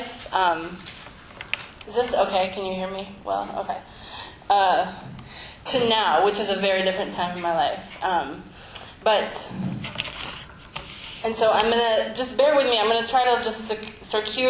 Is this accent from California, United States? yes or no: no; Central Illinois, United States; we grew up in Central Illinois together